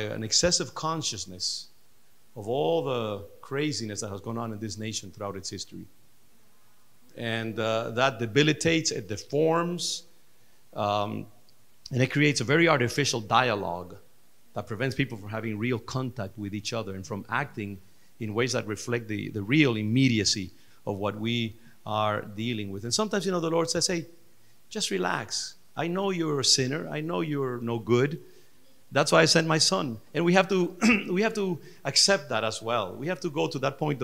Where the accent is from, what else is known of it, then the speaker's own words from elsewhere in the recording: Dominican Republic; I'm from the Dominican Republic, and our culture is very African based